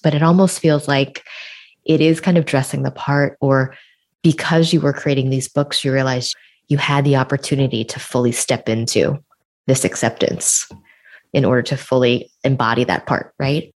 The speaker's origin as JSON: {"language": "English", "town": "New York City", "region": "New York", "country": "United States", "tie": "born or raised there", "said": "a Chinese American girl born and raised in New York City"}